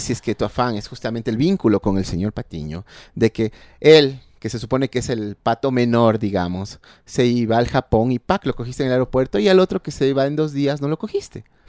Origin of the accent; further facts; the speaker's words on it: Ecuador; como ecuatorianos